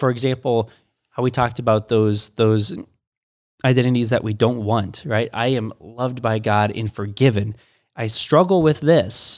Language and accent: English; United States; I was born in America